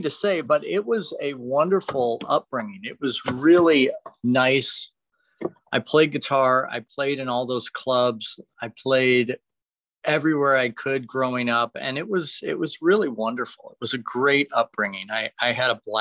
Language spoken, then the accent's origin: English; Detroit, Michigan, United States; now in Los Angeles, United States; it was a great place to grow up